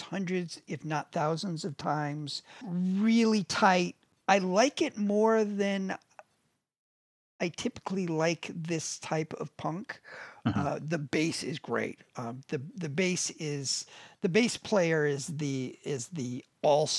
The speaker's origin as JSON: {"language": "English", "country": "United States", "said": "we are Americans, you"}